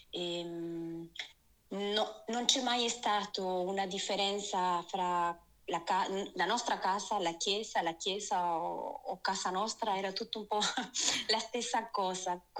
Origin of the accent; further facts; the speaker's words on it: Argentina; also born or lived in Lucca, Italy; now in Italy; Allora, io sono originaria dall'Argentina, proprio qui dietro l'angolo direi.